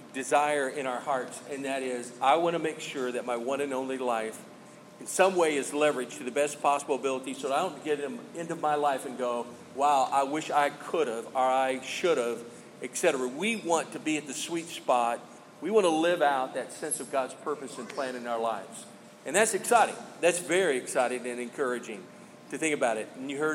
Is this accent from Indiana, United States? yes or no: yes; Evansville, Indiana, United States; born there; also born or lived in Miami, United States / Illinois, United States / Kentucky, United States; I was born in the Midwest in Evansville, Indiana. I'm a Hoosier. And then I lived south in Miami, Fort Lauderdale area.